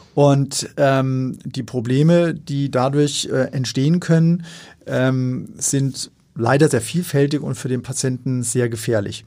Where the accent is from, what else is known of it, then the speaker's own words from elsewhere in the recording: Darmstadt, Hesse, Germany; moved away as an adult; also born or lived in Mainz / London / New Haven / Aachen; now in Hamburg, Germany; Ich bin gebürtig aus dem Rhein-Main-Gebiet, ja. also aus Darmstadt, also so in der Mitte von Deutschland.